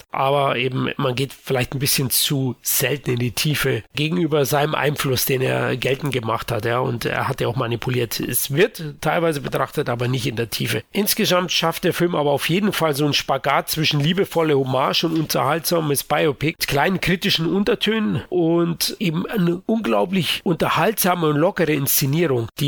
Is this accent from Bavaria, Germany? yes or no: yes; Munich, Bavaria, Germany; für mich als Münchner schmeichelt zudem das anfängliche 80 Jahre Lokalkolorit von München noch.